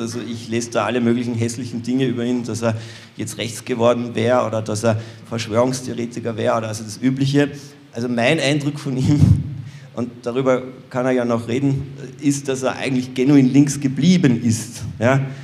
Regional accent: Austria; in meinem Heimatland Österreich

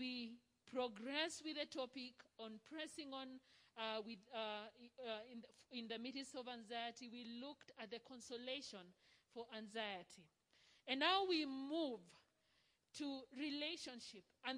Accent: Rift Valley, Kenya; we come from the Rift Valley

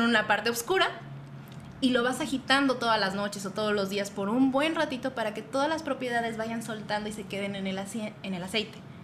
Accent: Toluca, State of Mexico, Mexico; Soy originaria del Estado de México, toluqueña

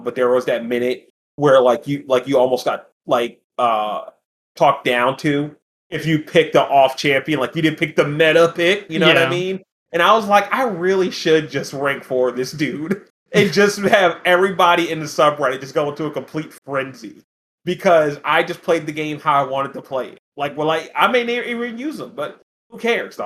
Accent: New Jersey, United States; I'm from New Jersey. I rep this shit all day, every day.

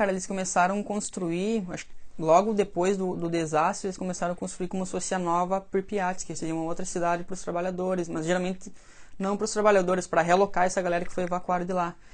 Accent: Belarus; born there; mas na Bielorrússia, que é onde eu, onde eu nasci, daí, lá a gente foi muito atingido também

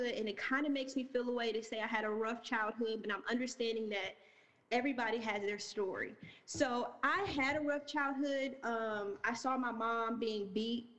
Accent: Lima, Ohio, United States; moved away as an adult; also born or lived in Chicago, Illinois; now in Atlanta, United States; We got one high school, a very small town.

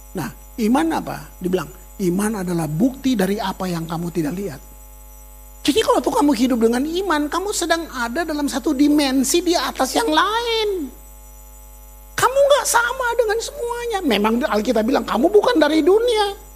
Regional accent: Maluku, Indonesia

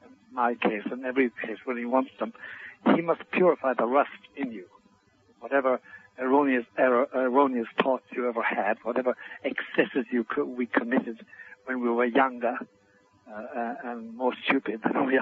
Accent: Ireland; first language Irish Gaelic; English is a second language; in my native language, Gaelic, Dolanishuk is a Dolanolkus, is a famous phrase.

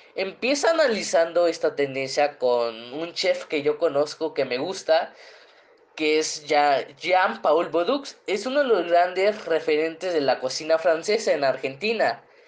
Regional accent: Guerrero, Mexico; moved away; also born or lived in Puebla; de donde yo vengo. Ah, es que soy de la costa

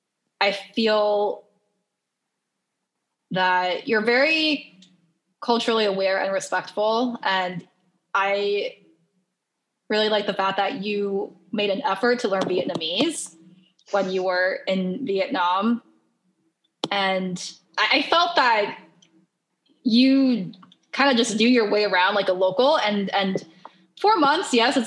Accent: Taiwan; And I'm from Taiwan, you know, it gets pretty hot and humid in the summer.

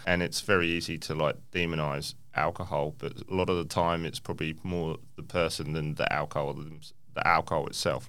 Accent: England, United Kingdom; now in Perth, Australia; I grew up in England

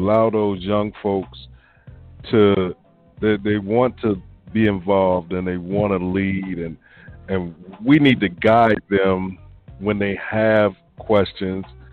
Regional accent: near Richmond, Virginia, United States; now in Camden, United States; in Richmond, Virginia, not too far from my hometown

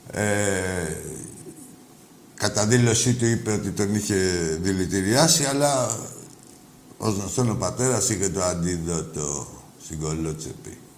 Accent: Ioannina, Epirus, Greece; είμαι από τα Γιάννενα.

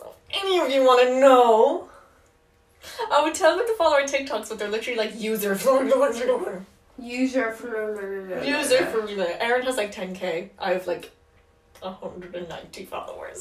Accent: Ireland; we're Irish

